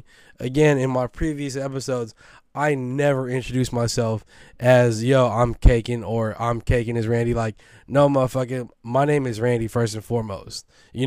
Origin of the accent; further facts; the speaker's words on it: West Coast, United States; But am I from the East Coast? I'm not. I'm from the West Coast. I know the fucking talent that we have out here.